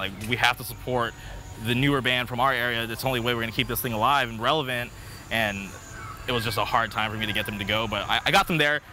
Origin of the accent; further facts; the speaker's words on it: Palm Springs, California, United States; now in Orange County, United States; growing up in Palm Springs